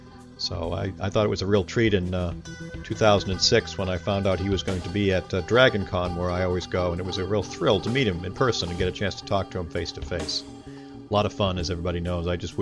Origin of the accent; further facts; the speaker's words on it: Boston, Massachusetts, United States; I'm from the Boston, Massachusetts area.